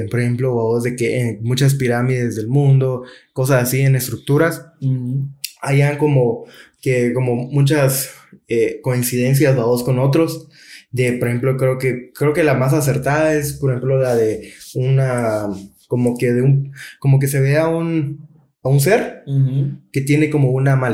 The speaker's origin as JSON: {"language": "Spanish", "region": "Georgia", "country": "United States", "said": "de, donde, de donde soy yo."}